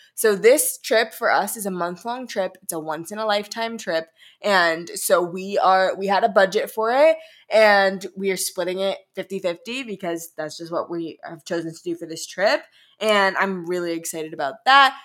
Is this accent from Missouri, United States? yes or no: yes; St. Louis, Missouri, United States; moved away; I'm from Saint Louis